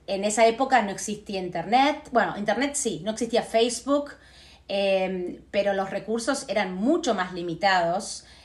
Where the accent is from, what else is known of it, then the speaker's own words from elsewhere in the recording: Buenos Aires, Argentina; first language Spanish; moved away as an adult; now in United States; yo me crié en Argentina. Sí. Hasta los 22 años.